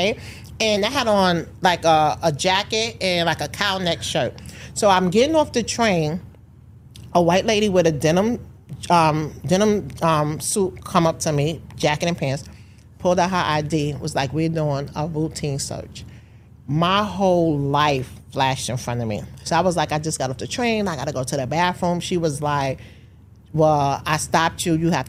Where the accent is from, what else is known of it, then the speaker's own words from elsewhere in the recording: New York, United States; a young parent growing up in New York.